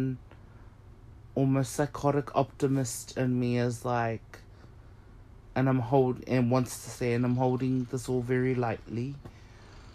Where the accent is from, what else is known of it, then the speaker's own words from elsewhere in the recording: Auckland, New Zealand; I grew up in Auckland, GR, Glen Innes